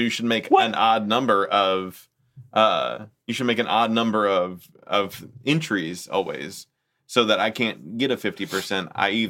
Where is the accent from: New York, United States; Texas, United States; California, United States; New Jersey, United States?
California, United States; born or raised there